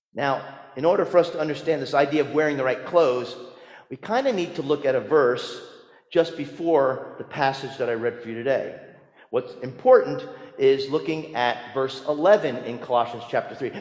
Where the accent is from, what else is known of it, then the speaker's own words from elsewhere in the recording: New Jersey, United States; growing up in New Jersey